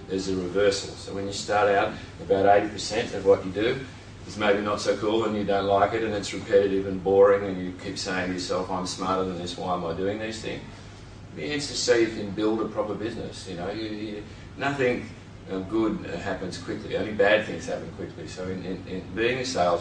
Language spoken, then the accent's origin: English; Sydney, New South Wales, Australia; moved away as an adult; now in Byron Bay, Australia; I grew up in the Shire, I'm a Shire boy.